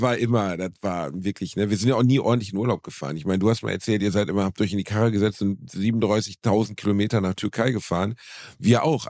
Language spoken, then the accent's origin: German; Gelsenkirchen, North Rhine-Westphalia, Germany; Ich habe gestern Abend in meiner Heimatstadt Gelsenkirchen im Musiktheater gespielt